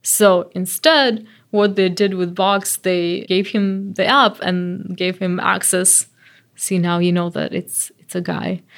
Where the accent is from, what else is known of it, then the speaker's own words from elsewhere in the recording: Belarus; moved away; I'm from Belarus